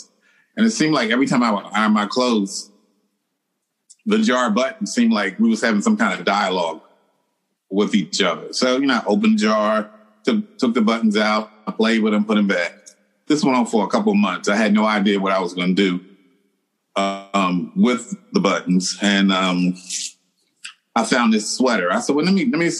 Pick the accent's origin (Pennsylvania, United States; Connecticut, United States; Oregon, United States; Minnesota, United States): Pennsylvania, United States; Philadelphia; I'm originally from Philadelphia